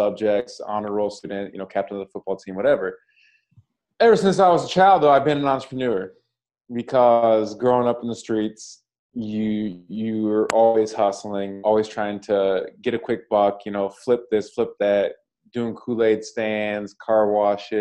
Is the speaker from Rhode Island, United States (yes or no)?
no; Washington, United States; moved away; also born or lived in Chicago; I'm originally from Washington State